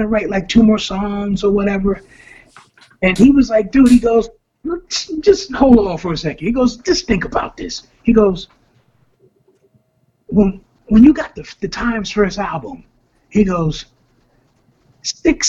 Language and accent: English; New York City, New York, United States; we grew up together in the South Bronx